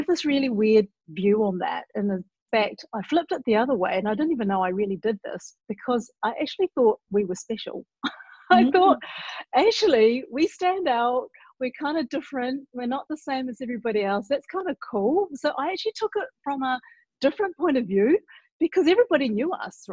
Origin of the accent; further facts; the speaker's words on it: Auckland, New Zealand; born in New Zealand, Auckland, which is the biggest city but not the capital